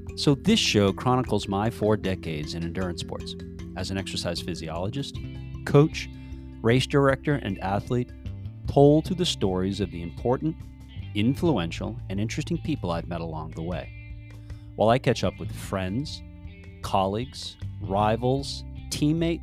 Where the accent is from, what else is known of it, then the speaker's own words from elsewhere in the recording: New Hampshire, United States; moved away as an adult; also born or lived in Winston-Salem, North Carolina; I grew up in New Hampshire